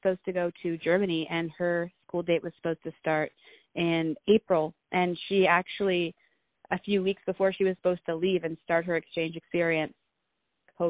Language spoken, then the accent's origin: English; Toronto, Ontario, Canada; I'm from Toronto, Ontario